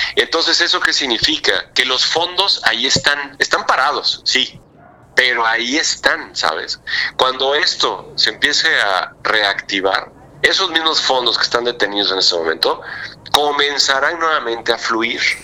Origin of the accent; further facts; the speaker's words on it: Mexico; soy el único mexicano este, miembro de esa asociación